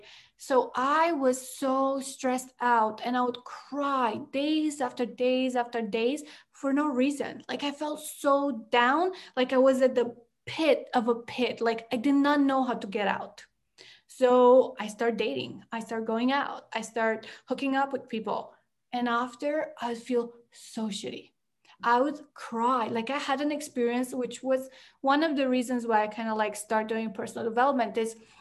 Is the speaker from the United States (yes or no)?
no; Romania; moved away as an adult; also born or lived in Canada; I grew up in Romania and we lived in the village for a lot of my life till third grade